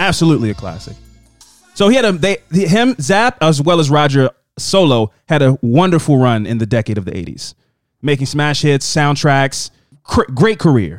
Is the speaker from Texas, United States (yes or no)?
no; Baltimore, Maryland, United States; we're from Baltimore.